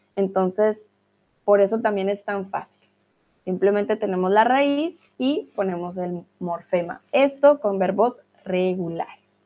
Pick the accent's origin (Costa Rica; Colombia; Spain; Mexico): Colombia; now in Germany; Soy de Colombia, estoy viviendo en Alemania